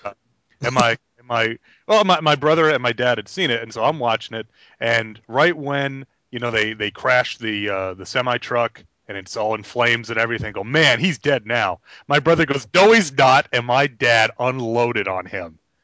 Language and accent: English; New York, United States; now in South Carolina, United States; I grew up in New York, and I, I tell people I'm here in South Carolina all the time